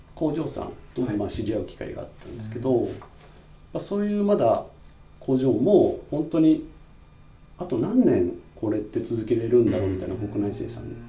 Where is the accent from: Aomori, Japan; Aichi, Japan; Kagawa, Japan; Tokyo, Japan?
Kagawa, Japan; moved away as an adult; also born or lived in Osaka; 香川県生まれで、ずっと大学、高校卒業までは香川の、まあ、高校に行って